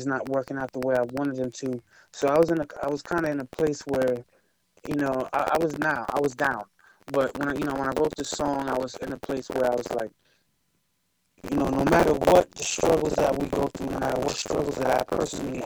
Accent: Amityville, New York, United States; moved away as an adult; now in California, United States; I'm from Long Island, New York. Okay. Place called Amityville

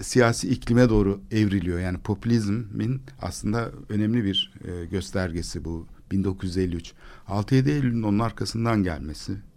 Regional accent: Istanbul, Turkey; benim çocukluğum Kalamış'ta geçti.

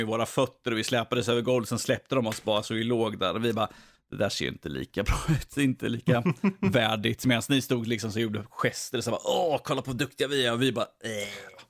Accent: Norway; jag kan svara på det som norrman

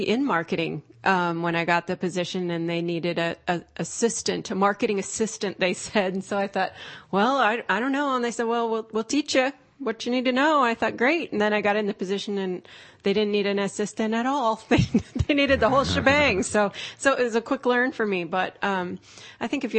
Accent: Stockton, California, United States; I'm from Stockton

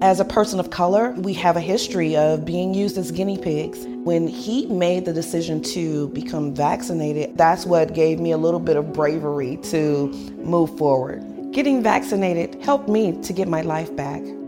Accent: southeastern Massachusetts, United States; also born or lived in Fall River, Massachusetts; grew I grew up uh, outside of Boston in uh, southeastern Massachusetts

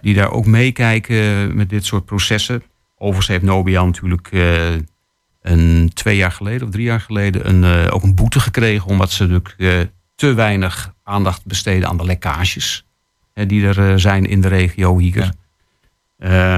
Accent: Netherlands; wij als Nederlanders

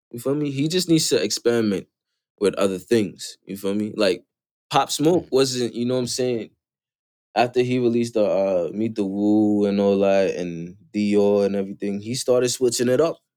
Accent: Florida, United States; I'm from Florida.

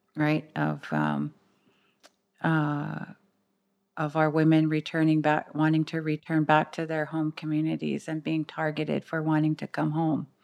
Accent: Six Nations of the Grand River Territory, Ontario, Canada

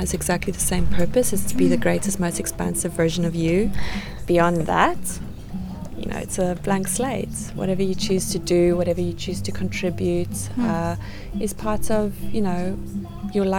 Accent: South Africa; now in Cyprus; I was born and raised in South Africa

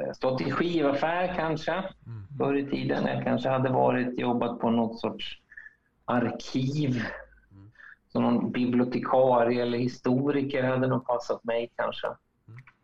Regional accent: Linköping, Östergötland, Sweden; moved away; i Linköping, där jag kommer ifrån

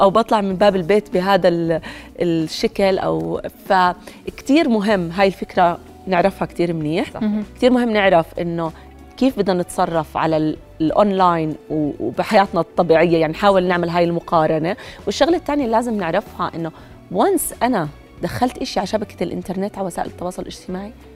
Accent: Jordan; عندنا بالاردن

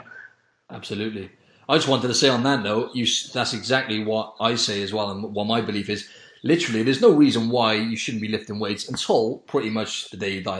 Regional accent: Wales, United Kingdom; I'm from I'm from Wales in the UK

